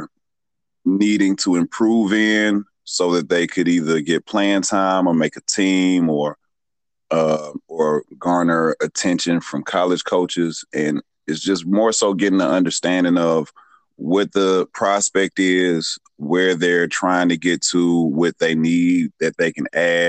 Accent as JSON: {"language": "English", "town": "Atlanta", "region": "Georgia", "country": "United States", "tie": "born or raised there", "said": "I'm a Metro Atlanta native. If you're not from Georgia, I would tell you I'm from Atlanta. If you are from the Metro Atlanta area, I'd tell you I'm from Athonia"}